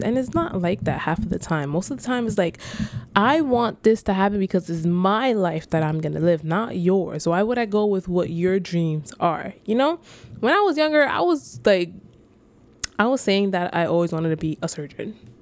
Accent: New York City, New York, United States; I was born and raised in the Bronx

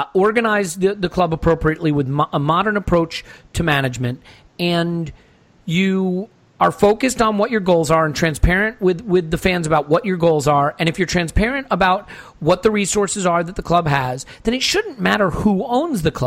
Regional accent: United States; I grew up in America.

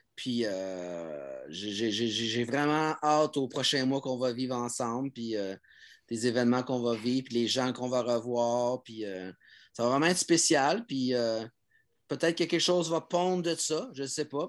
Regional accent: Montreal, Quebec, Canada; je l'ai fait de Montréal en tant que Français québécois

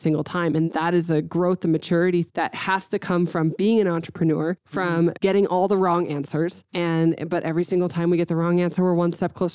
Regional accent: United States; an American woman

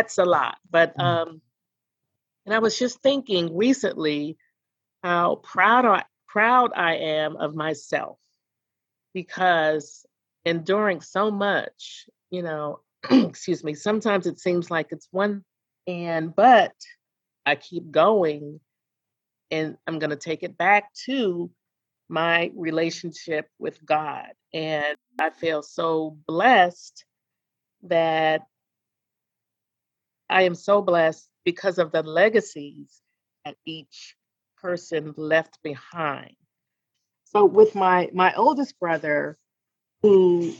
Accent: Annapolis, Maryland, United States; now in Atlanta, United States; my hometown of Annapolis, Maryland

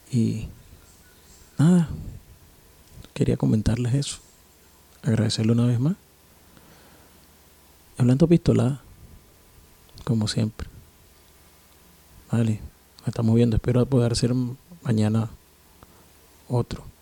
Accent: Caracas, Capital District, Venezuela; now in Guayaquil, Ecuador; Recordando que … desde la ciudad de Guayaquil, en Ecuador. Pero soy de Caracas, Venezuela.

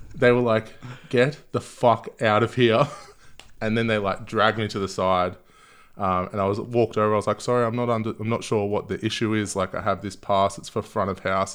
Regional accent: Gold Coast, Queensland, Australia; moved away as an adult; also born or lived in London; now in Melbourne, Australia; I moved to the Gold Coast when I was quite young

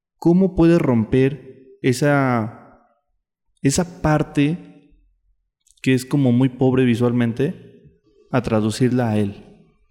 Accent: State of Mexico, Mexico; yo soy del Estado de México.

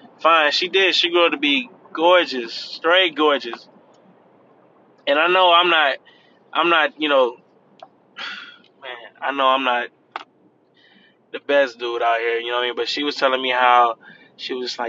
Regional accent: Cleveland, Ohio, United States; now in Florida, United States; I'm from Cleveland

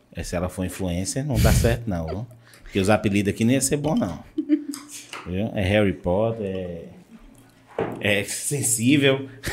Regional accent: Vitória da Conquista, Bahia, Brazil; minha mãe é de Vitória da Conquista, eu sou de Vitória da Conquista

